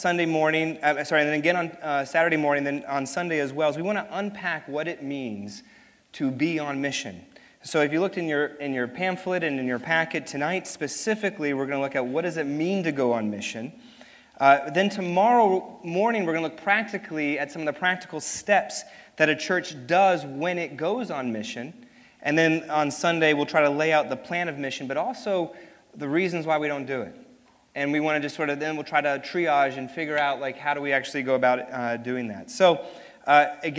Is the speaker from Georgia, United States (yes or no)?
no; New York City, New York, United States; also born or lived in Hopewell, Virginia; I was born in Hopewell, Virginia, so I'm actually confused if I'm a Southerner or not, because I was born in Virginia and married a Memphian, and but grew up and was raised in New York City